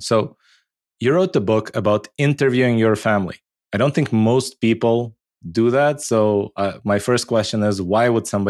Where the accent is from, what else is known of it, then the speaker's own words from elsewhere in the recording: Israel; I grew up in Israel